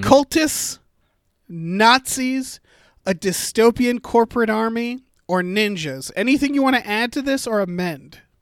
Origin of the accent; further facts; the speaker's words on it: Massachusetts, United States; Massachusetts, my home state.